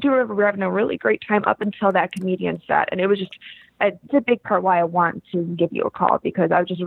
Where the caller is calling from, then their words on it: East Haven, Connecticut, United States; I'm from East Haven.